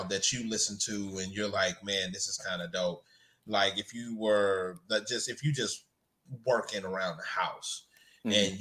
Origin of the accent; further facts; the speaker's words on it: North Louisiana, United States; I'm from North Louisiana